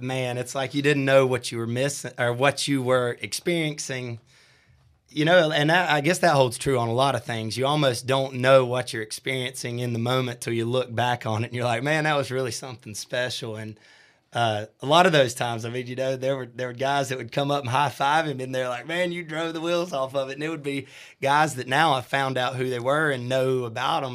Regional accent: Shelby, North Carolina, United States; I'm from Shelby, North Carolina, born and, born and raised and lived there my whole life

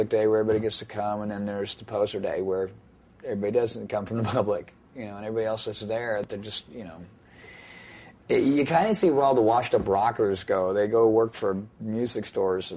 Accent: California, United States; I'm a Californian

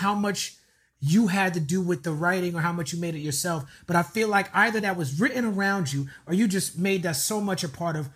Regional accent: New York, United States; when I grew up in New York

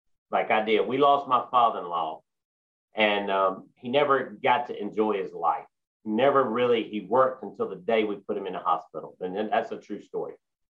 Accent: South Boston, Virginia, United States; South Boston Speedway is my home track. South Boston Speedway is where I grew up. I grew up in South Boston. I had many, many good times in South Boston.

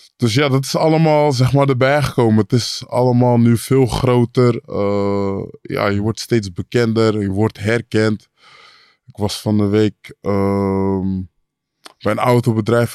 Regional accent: Amersfoort, Utrecht, Netherlands; ik kom uit Amersfoort

